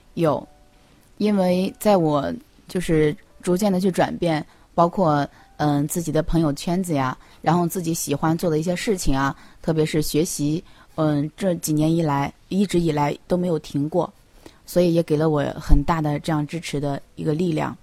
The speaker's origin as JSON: {"language": "Chinese", "region": "Shandong", "country": "China", "moved": "as an adult", "said": "我是山东的"}